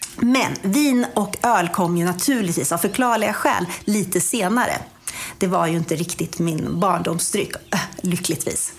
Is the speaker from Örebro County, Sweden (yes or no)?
yes; Kumla, Örebro County, Sweden; Kumlabyskolan, som jag gick när jag var liten i Kumla.